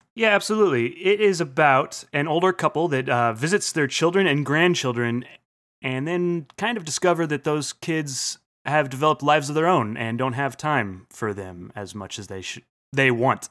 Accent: United States; being American

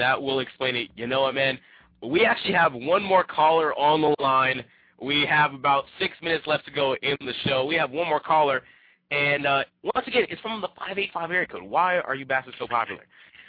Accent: Compton, California, United States; I'm from Compton.

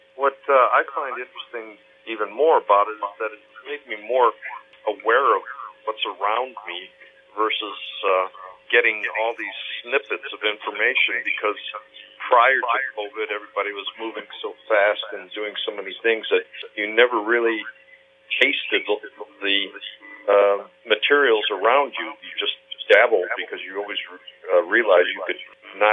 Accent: Portage, Indiana, United States; also born or lived in Hamburg, Germany / Gary, Indiana; I was born in Hamburg, Germany. My parents and I emigrated to the States, ended up in Gary, Indiana, where I spent a few years growing up, and then we filtered out to Portage, Indiana, where I ended up going to high school

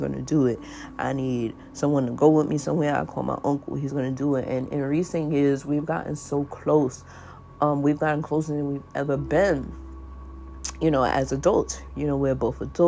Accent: New York City, New York, United States; I grew up in South Jamaica, Queens

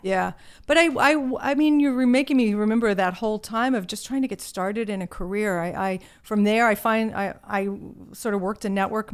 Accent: Virginia, United States; accent: Southern; moved away; I grew up in a small town in Virginia

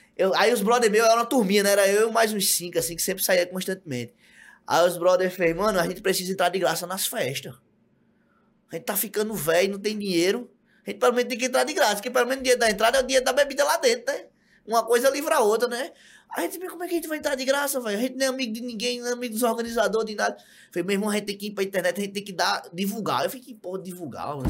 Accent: João Pessoa, Paraíba, Brazil; also born or lived in Brasília; now in São Paulo, Brazil; sou de João Pessoa, da Paraíba, da terra da Juliette, da rua da Juliette

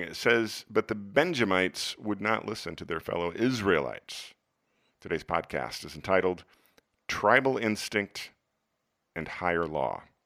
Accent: United States; my national tribe as an American

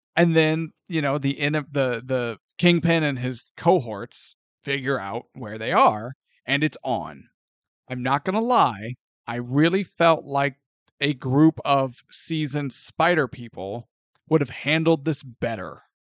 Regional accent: St. Louis, Missouri, United States; growing up in Saint Louis

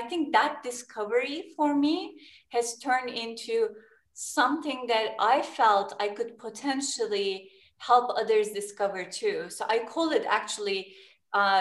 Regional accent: Turkey; I was born in Turkey, and Turkey is a location, geography is between West and East too

